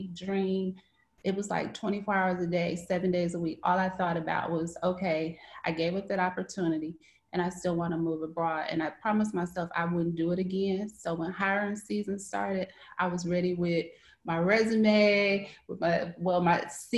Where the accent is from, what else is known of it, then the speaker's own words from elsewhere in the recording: Mississippi, United States; moved away as an adult; also born or lived in Cleveland, Ohio; now in Shanghai, China; I am from Mississippi